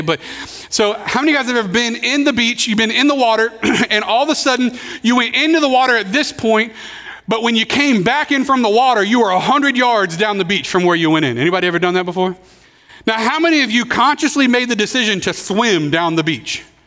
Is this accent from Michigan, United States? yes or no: no; Pensacola, Florida, United States; I grew up here in Pensacola, so uh, moved here when we were six